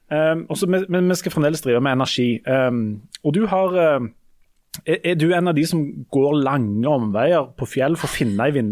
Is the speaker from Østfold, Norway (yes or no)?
no; Hommersåk, Rogaland, Norway; Men, men, men nå tar høyde for at jeg er fra Hommersåk her.